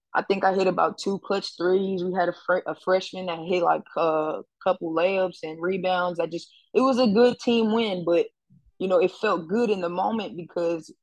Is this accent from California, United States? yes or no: no; New York City, New York, United States; also born or lived in Harlem; I grew up in the Bronx.